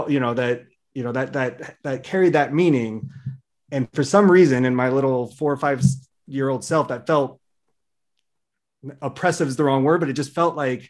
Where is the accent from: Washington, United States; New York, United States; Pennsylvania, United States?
Washington, United States; Seattle; I'm in the suburban area of Seattle. I grew up there. I've basically been here my whole life in different areas.